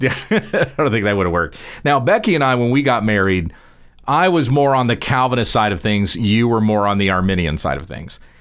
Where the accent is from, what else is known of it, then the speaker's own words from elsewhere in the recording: Texas, United States; I'm speaking as a Texan. We're here in the state of Texas